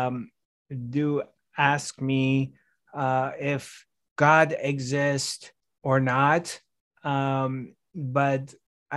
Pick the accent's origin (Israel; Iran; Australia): Iran; also born or lived in France; now in Los Angeles, United States; I was 5 years old, and we moved to from France to Iran. And so I'm growing up in Iran